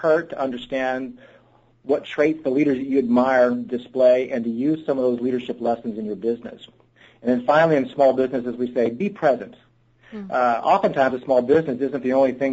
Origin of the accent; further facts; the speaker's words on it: Texas, United States; I grew up in Texas